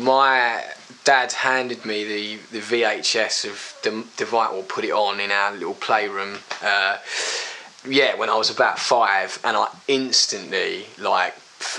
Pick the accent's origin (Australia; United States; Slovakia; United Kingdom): United Kingdom; Brentwood, East of England; always Brentwood, yeah.